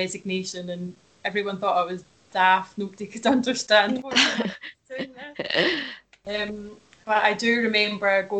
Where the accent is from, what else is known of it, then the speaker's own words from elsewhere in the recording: Gourock, Scotland, United Kingdom; also born or lived in Glasgow / London; now in Edinburgh, United Kingdom; I'm from Gourock originally on the west coast